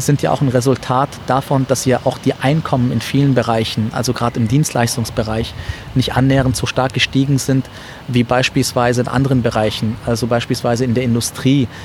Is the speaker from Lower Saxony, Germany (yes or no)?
no; Ulm, Baden-Württemberg, Germany; moved away as an adult; also born or lived in Syria; now in Frankfurt, Germany; Ich bin in Ulm aufgewachsen